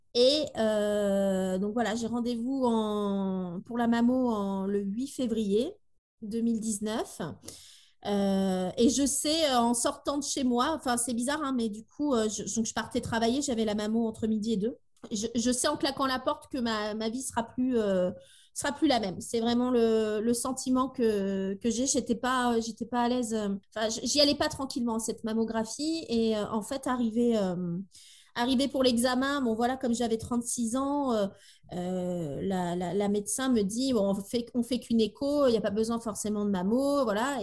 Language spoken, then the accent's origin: French; Tours, Centre-Val de Loire, France; moved away as an adult; now in Brittany, France; Nous habitons en Bretagne, depuis dix ans, on est des Tourangeaux exilés euh, par ici